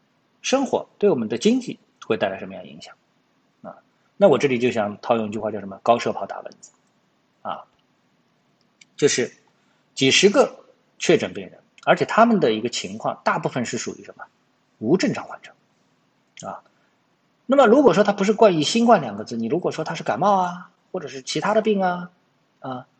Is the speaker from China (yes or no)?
yes; China; 首先我们是中国人